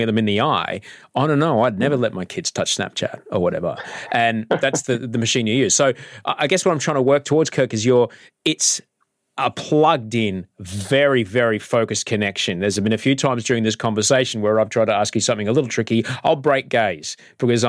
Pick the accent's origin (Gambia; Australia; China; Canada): Australia; I'm a Chinese Australian, you know, my greatest grandfather came here in the 1860s. I am like 12th generation Australian